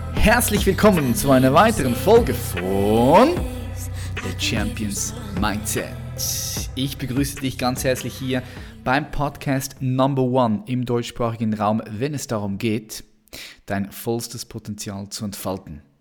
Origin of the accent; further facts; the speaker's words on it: Switzerland; accent: Swiss; wir sind beide Schweizer. Nur okay. du kannst viel besser Hochdeutsch sprechen als ich. Bei mir hört man das ja noch ständig.